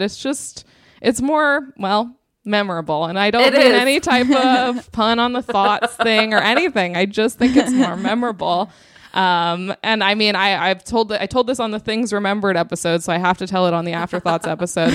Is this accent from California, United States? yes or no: yes; Southern California, United States; I'm also from Southern California